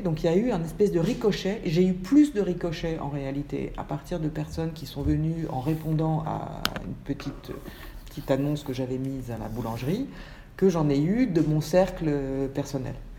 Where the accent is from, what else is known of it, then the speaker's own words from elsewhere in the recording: Paris, Île-de-France, France; moved away as an adult; also born or lived in Manchester; je suis née à Paris il y a 52 ans